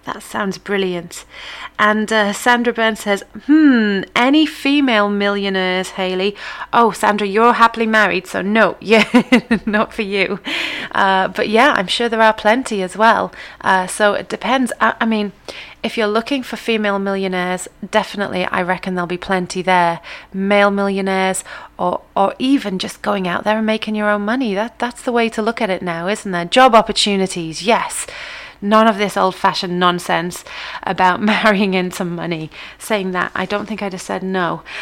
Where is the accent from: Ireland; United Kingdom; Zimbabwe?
United Kingdom; England; as English people